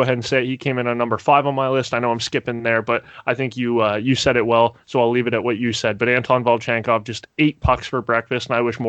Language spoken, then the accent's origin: English; near Toronto, Ontario, Canada; I grew up near Toronto, right?